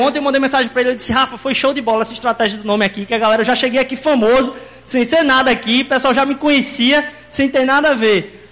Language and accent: Portuguese; Recife, Pernambuco, Brazil; accent: heavy Recife accent; now in Recife, Brazil; a gente é importado de, outro, de outra terra lá. E vocês vão perceber que meu sotaque é um pouco mais carregado